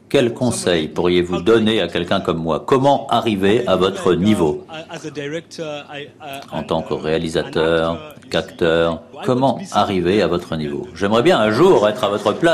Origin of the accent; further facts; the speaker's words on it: Algeria; Bonjour, euh, je viens d'Algérie, euh, je suis assez ému de vous uh, poser une question